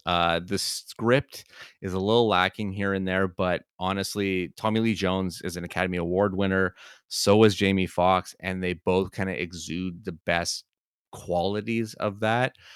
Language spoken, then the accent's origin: English; Canada; so ingrained as a Canadian kid of a certain age